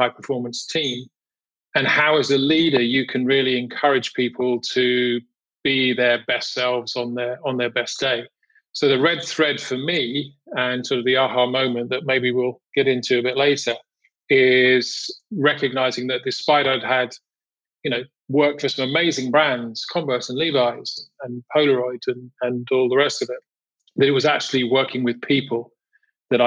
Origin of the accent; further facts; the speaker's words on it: United Kingdom; moved away as an adult; also born or lived in Europe / United States / Amsterdam; originally from the UK, I grew up in England, just outside London.